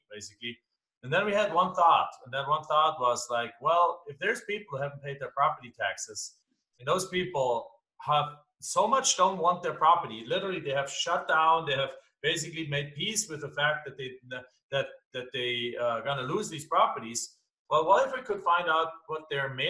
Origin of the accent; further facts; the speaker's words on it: Germany; English is a second language; moved away as an adult; now in United States; as you can tell from my accent, I'm not from here. I'm from Germany originally. I came over to this country back in 1997.